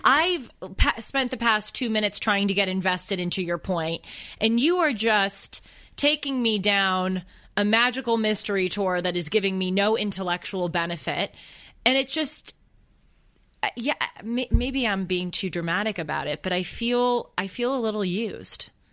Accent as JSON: {"language": "English", "town": "Boston", "region": "Massachusetts", "country": "United States", "accent": "Boston", "said": "my Boston accent"}